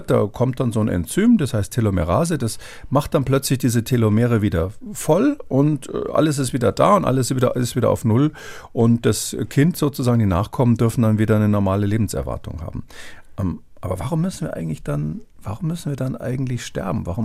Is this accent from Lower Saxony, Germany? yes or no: no; Bavaria, Germany; ich komme ursprünglich aus Bayern, bin, bin jetzt nicht so gläubig